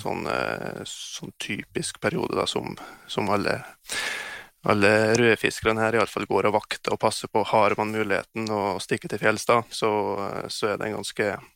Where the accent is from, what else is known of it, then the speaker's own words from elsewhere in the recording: Dividalen, Troms, Norway; also born or lived in Hedmark; Jeg har vokst opp på Frihetsløa innst inne i Dividalen